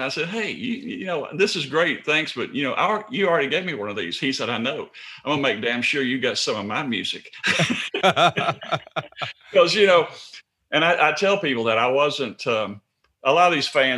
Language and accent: English; Memphis, Tennessee, United States; We grew up northeast Memphis. I grew up actually on Queensbury Circle